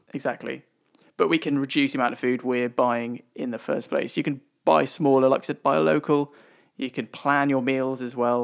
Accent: United Kingdom; We are British.

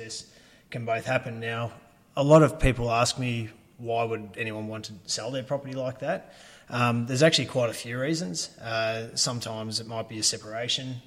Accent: Ballarat, Victoria, Australia; I've lived here pretty much my whole life and went to school here, so it is my hometown

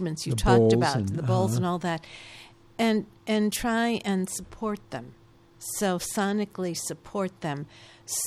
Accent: Chicago, Illinois, United States; on the south side of Chicago

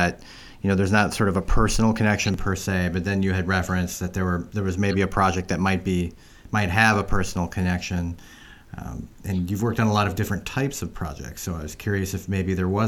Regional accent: Minnesota, United States; as a Minnesotan

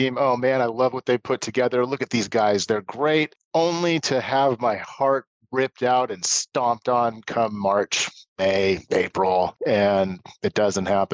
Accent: Portland, Oregon, United States; also born or lived in Tualatin / Beaverton; I'm born and raised in Portland

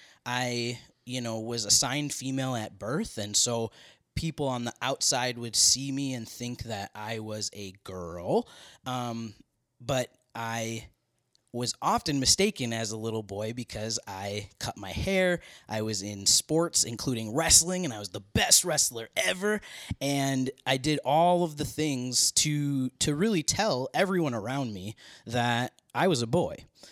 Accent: Minneapolis, Minnesota, United States; born there; So I was born in Minneapolis, Minnesota.

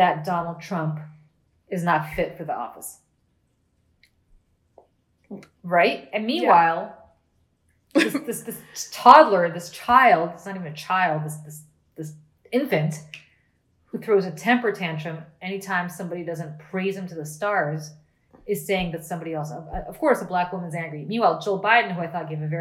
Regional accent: Princeton, New Jersey, United States; I grew up in Princeton and I hung around the Princeton campus a lot.

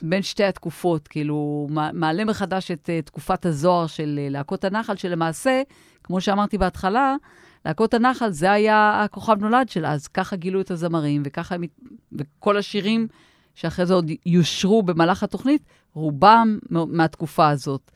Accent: Tel Aviv, Tel Aviv District, Israel; גם אנחנו תל אביבים

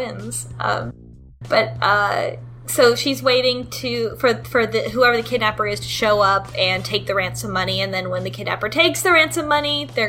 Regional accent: United States; as an American.

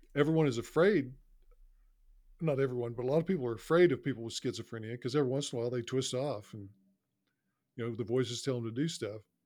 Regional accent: Carnegie, Oklahoma, United States; I was not taught that growing up in Carnegie, Oklahoma

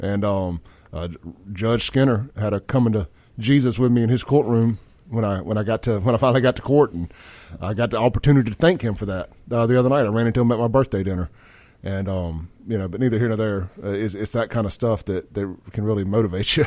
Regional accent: Jackson, Mississippi, United States; I grew up in South Jackson with John

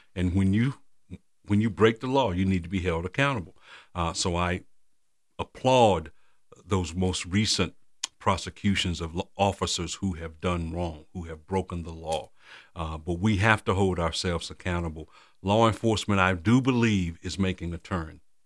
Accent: Randolph County, North Carolina, United States; now in Durham, United States; I'm from Randolph County, born and raised right there, graduated from public schools

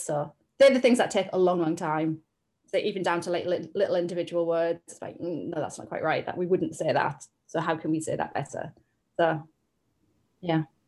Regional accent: the Northeast, North East England, United Kingdom; moved away as an adult; now in Cambridgeshire, United Kingdom; we're both from the Northeast and we both really identify with a certain area

